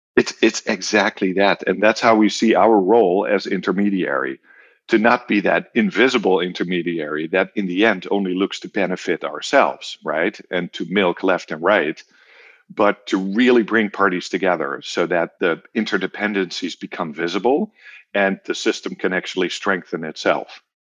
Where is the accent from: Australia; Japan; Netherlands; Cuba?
Netherlands; moved away; also born or lived in Germany / North America; I am from the Netherlands originally